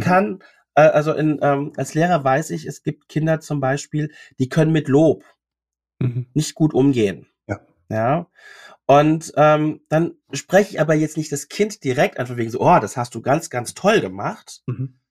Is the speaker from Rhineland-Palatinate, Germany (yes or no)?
yes; Mainz, Rhineland-Palatinate, Germany; ich komme aus Mainz